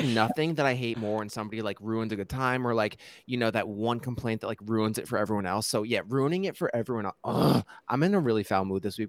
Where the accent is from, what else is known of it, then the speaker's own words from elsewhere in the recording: New Jersey, United States; I'm from New Jersey